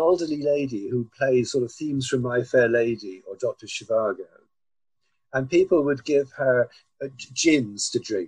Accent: Cornwall, South West England, United Kingdom; moved away as an adult; also born or lived in London; I'm a Cornishman. I was born in Cornwall in 1948. But in 1966, I came to London to study

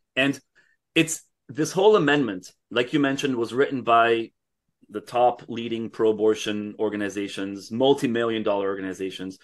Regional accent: Canada; I'm speaking as a Canadian

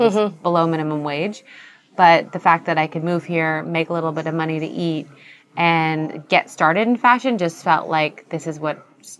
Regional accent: San Diego, California, United States; I grew up in San Diego.

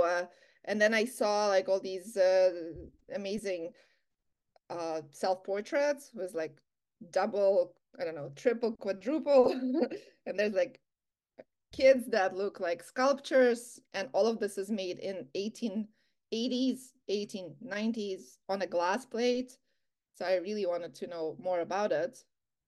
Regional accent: Latvia; now in Canada; I wanted to know more about Canadian art because I came from Latvia.

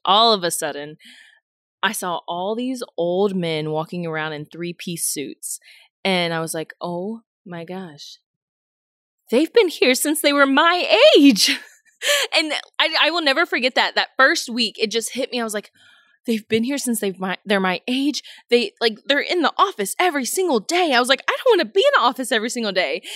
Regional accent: Houston, Texas, United States; moved away as an adult; also born or lived in Kentucky; I'm born and raised in Houston

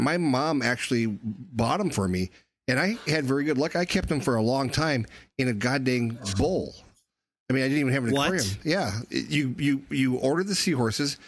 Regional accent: rural North Dakota, United States; I grew up in rural North Dakota, and there wasn't a pet store within 100 miles of us at the time

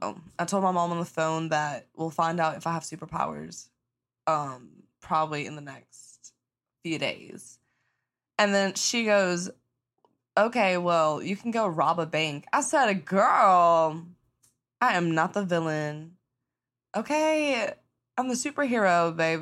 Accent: the South, United States; I grew up in the South, you know, good old South

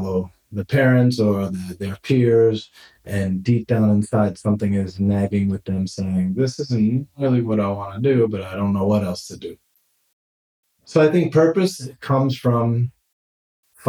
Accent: New York City, New York, United States; moved away as an adult; now in Barcelona, Spain; I grew up in Brooklyn, New York, Bay Ridge

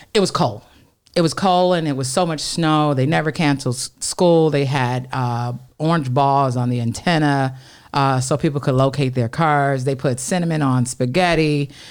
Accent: Detroit, Michigan, United States; also born or lived in Oak Park, Michigan; Born and raised in Detroit on the Northwest side, Burlingame and Dexter

